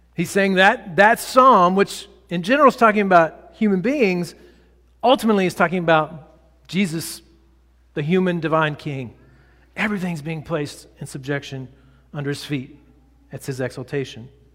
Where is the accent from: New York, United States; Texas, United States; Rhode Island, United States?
Texas, United States; I grew up in Texas